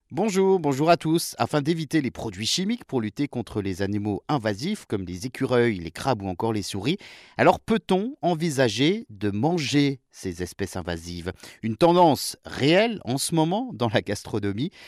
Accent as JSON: {"language": "French", "country": "France", "said": "chez nous en France"}